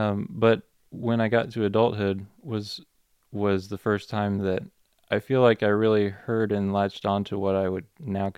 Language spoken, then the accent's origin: English; Minnesota, United States; also born or lived in Alabama, United States / North Carolina, United States; And then prior to that, I lived in Minnesota growing up, and North Carolina, and I was born in Alabama, so I've been all over.